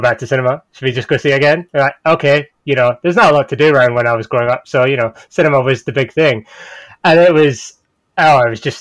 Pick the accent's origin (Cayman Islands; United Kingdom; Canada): United Kingdom; Scotland; I'm Scottish.